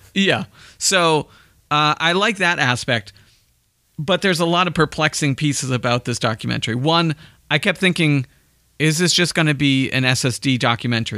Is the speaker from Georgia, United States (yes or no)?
no; Andover, Massachusetts, United States; I grew up in Andover